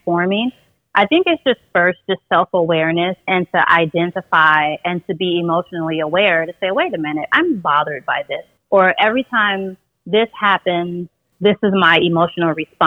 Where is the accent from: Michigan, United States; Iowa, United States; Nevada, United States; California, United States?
Nevada, United States; Las Vegas; I'm originally from Las Vegas